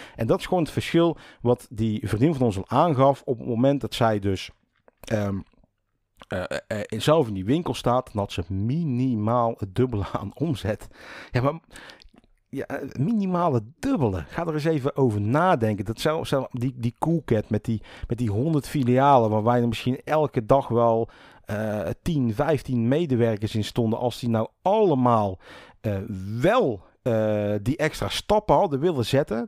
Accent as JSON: {"language": "Dutch", "town": "'s-Hertogenbosch", "region": "North Brabant", "country": "Netherlands", "tie": "born or raised there", "also_born_or_lived": "Rosmalen", "said": "ik kom zelf uit Den Bosch"}